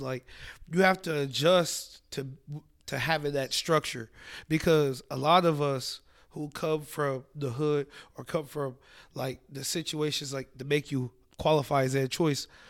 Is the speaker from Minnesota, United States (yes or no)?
no; Columbus, Ohio, United States; I grew up right by Children's